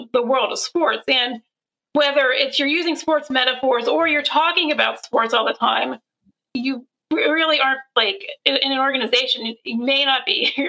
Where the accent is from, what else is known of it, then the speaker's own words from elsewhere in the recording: Pennsylvania, United States; I grew up in Pennsylvania